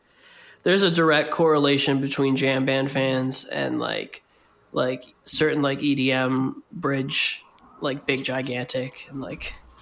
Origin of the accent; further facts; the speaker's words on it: Florida, United States; now in Philadelphia, United States; growing up in Florida and like back when, like when you were like a Florida resident